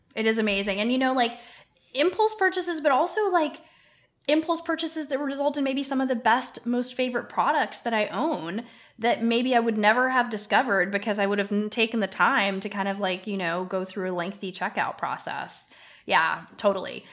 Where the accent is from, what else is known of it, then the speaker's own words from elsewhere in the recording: Canada; now in United States; I happen to live in the United States, although I'm Canadian